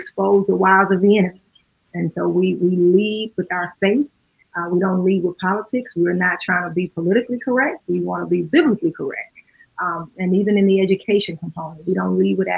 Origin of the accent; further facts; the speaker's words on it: Baton Rouge, Louisiana, United States; moved away as an adult; now in Chicago, United States; We are born and raised in Baton Rouge, Louisiana.